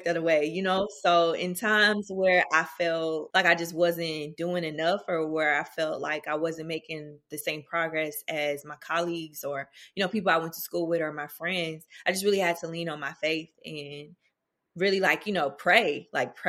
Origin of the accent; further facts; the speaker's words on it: Nashville, Tennessee, United States; moved away as an adult; now in Atlanta, United States; I'm originally from Nashville, Tennessee, North Nashville